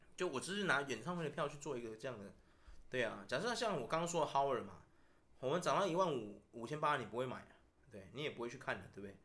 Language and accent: Chinese; Taiwan; 我们台湾人又刚好是最没有民族性的种族